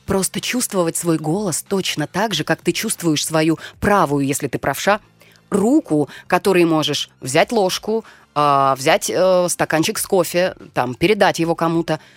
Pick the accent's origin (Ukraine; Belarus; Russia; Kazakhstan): Russia; Siberia; accent: Siberian; Даже говорок могу себе позволить допустить сибирский, потому что я из Сибири